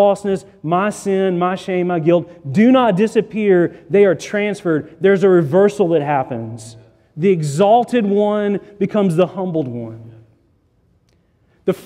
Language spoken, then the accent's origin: English; Chattanooga, Tennessee, United States; I grew up in Chattanooga, Tennessee